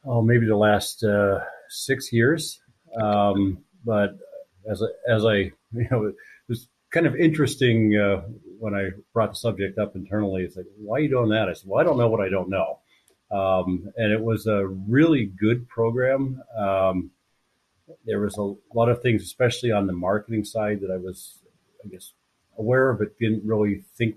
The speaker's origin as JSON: {"language": "English", "town": "Pittsburgh", "region": "Pennsylvania", "country": "United States", "tie": "born or raised there", "also_born_or_lived": "Kalamazoo, Michigan", "moved": "as an adult", "said": "born and raised in Pittsburgh, Pennsylvania"}